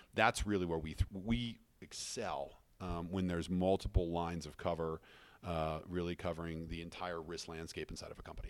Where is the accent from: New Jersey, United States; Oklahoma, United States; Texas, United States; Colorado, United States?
Colorado, United States; Fruita; also born or lived in Wheat Ridge, Colorado / Denver, Colorado; I grew up in, uh, Fruta, Colorado, outside of Grand Junction